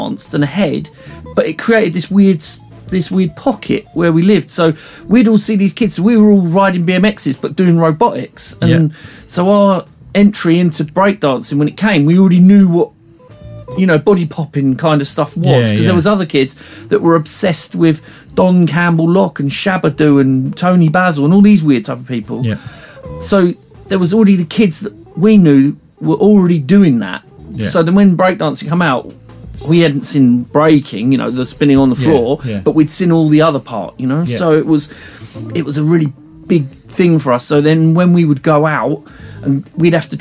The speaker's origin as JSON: {"language": "English", "town": "Hythe", "region": "South East England", "country": "United Kingdom", "tie": "born or raised there", "said": "I grew up in a place called Hive, which is near Folkestone"}